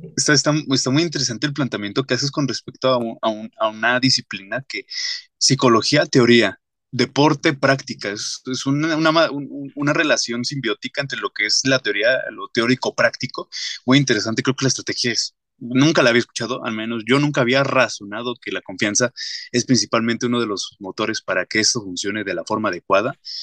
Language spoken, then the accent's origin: Spanish; Mexico; como sociedad y más siendo la mexicana